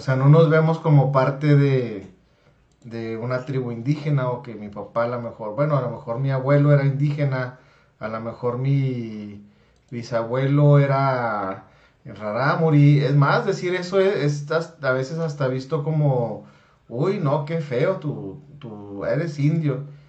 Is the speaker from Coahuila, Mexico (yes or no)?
no; Chihuahua, Mexico; la tez morena que tenemos en Chihuahua